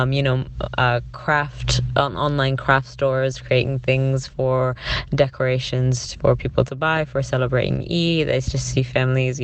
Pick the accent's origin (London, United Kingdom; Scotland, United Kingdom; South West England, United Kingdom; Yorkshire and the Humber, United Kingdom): London, United Kingdom; now in Canada; growing up, I grew up in England, in South London